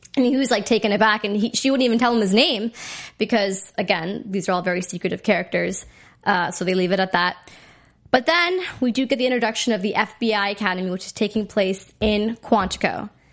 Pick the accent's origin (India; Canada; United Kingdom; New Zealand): India; me being Indian